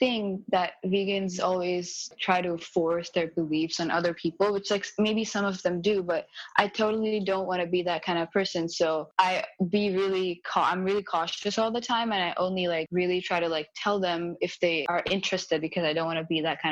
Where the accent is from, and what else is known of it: India; born or raised there; English is a second language; moved away